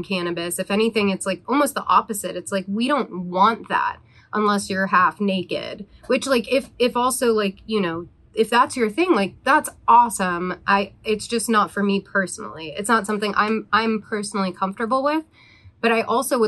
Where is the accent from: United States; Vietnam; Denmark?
United States; East Coast; now in Los Angeles, United States; I'm from the East Coast originally as well